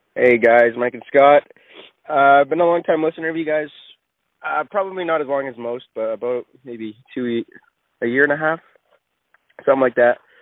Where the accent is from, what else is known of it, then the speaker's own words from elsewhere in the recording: Creston, British Columbia, Canada; I'm from Creston, B C.